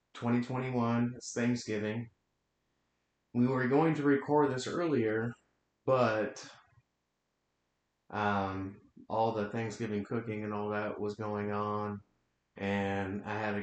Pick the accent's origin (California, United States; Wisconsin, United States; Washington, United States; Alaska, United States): Washington, United States; Western; I'm from Western Washington. I'm an hour north of Seattle.